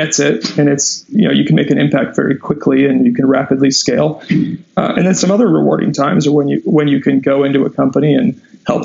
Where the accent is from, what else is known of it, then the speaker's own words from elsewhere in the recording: Southern California, United States; I grew up in Southern California